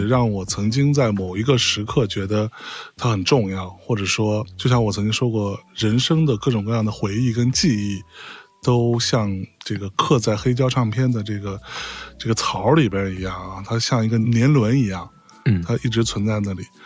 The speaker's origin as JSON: {"language": "Chinese", "town": "Lianyungang", "region": "Jiangsu", "country": "China", "tie": "born or raised there", "also_born_or_lived": "Beijing", "moved": "yes", "said": "我成长的那个小城市是林荫港"}